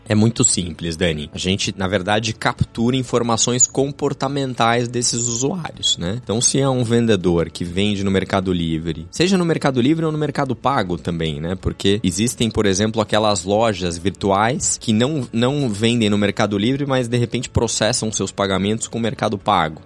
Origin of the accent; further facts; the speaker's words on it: Brazil; todos nós que somos brasileiros aqui